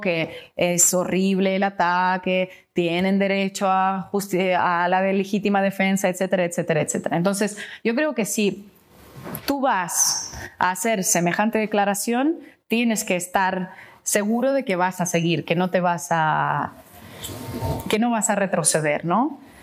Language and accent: Spanish; Russia; yo soy rusa